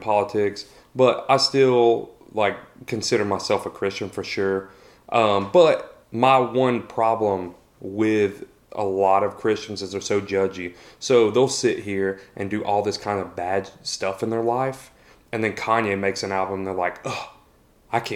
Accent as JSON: {"language": "English", "region": "the South", "country": "United States", "tie": "born or raised there", "said": "I grew up in the Bible Belt. I grew up in, like, Southern Baptist church"}